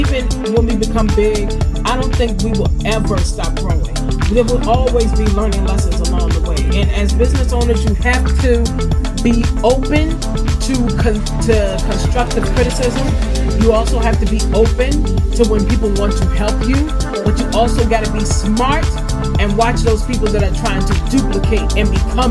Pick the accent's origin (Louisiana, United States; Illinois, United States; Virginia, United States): Virginia, United States; Farmville; my hometown of Farmville, Virginia.